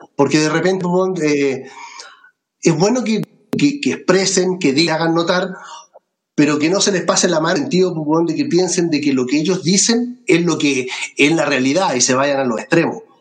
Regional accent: Melipilla, Santiago Metropolitan Region, Chile; estoy en Melipilla, en mi tierra

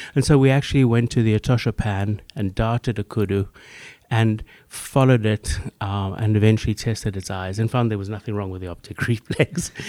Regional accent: South Africa; moved away as an adult; also born or lived in Namibia / London, United Kingdom; now in Boston, United States; growing up in Africa. I grew up further in Namibia, Southwest Africa

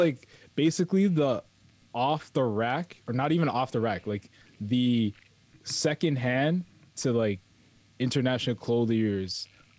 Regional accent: Toronto, Ontario, Canada; It's downtown Canada. We are downtown Canada.

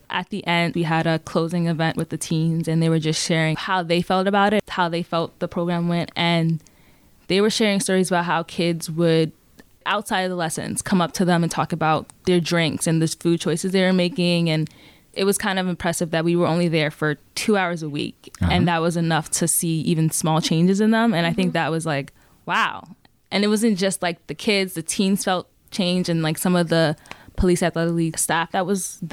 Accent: New York City, New York, United States; I'm from the Bronx.

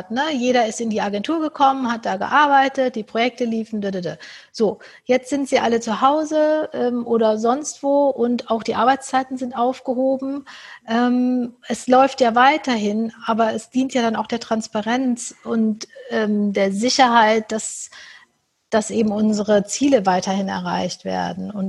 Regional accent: Cologne, North Rhine-Westphalia, Germany; Ich komme ähm, äh, aus Köln, wie ich schon gesagt habe

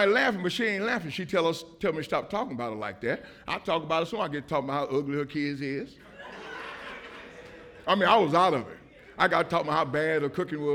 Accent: Indianapolis, Indiana, United States; I'm from Indianapolis, Indiana

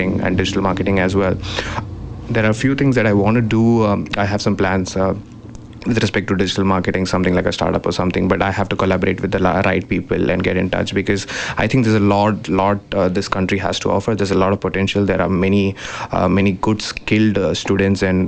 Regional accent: Mumbai, Maharashtra, India; moved away as an adult; now in Kamloops, Canada; Mumbai, where my hometown is

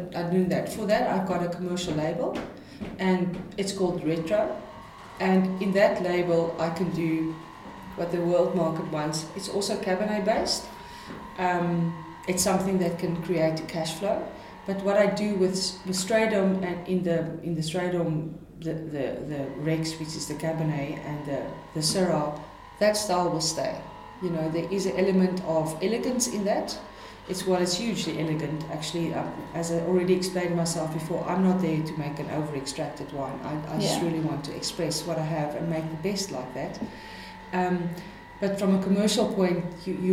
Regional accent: Stellenbosch, Western Cape, South Africa; I come from Stellenbosch, and Stellenbosch has got a style

